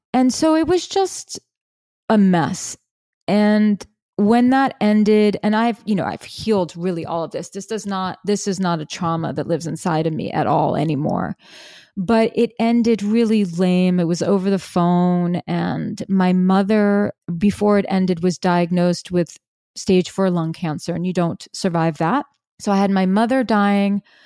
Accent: New York City, New York, United States; I'm from New York City, I was living in Brooklyn

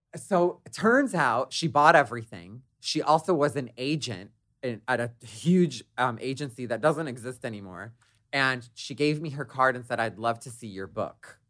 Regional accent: Detroit, Michigan, United States; I grew up in Detroit, I'm the youngest of five

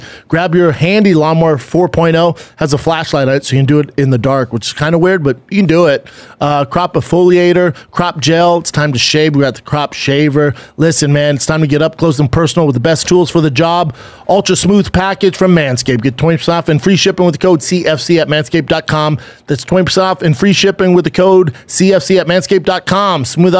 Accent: Aurora, Colorado, United States; Aurora, Colorado.

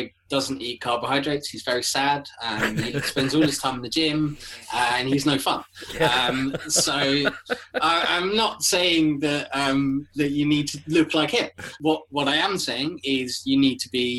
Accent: Kent, South East England, United Kingdom; I am from Kent, so I am about 20 minutes, half an hour south of London

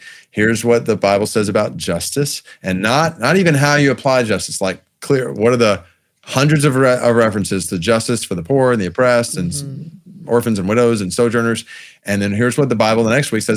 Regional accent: Stone Mountain, Georgia, United States; I grew up in Stone Mountain, Georgia. That was my hometown

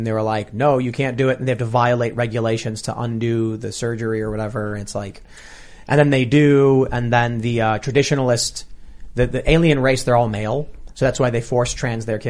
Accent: Chicago, Illinois, United States; I grew up in Chicago, completely urban, secular, atheist, liberal

